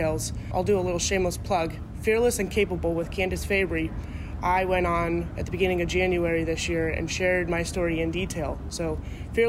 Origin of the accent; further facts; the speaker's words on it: Carroll, Iowa, United States; I grew up in Carroll, Iowa